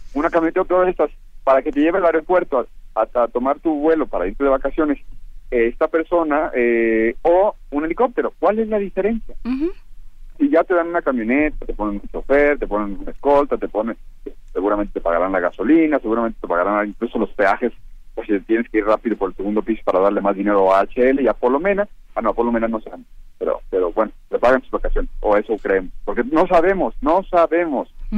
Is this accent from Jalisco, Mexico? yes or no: yes; Guadalajara, Jalisco, Mexico; moved away; soy de Guadalajara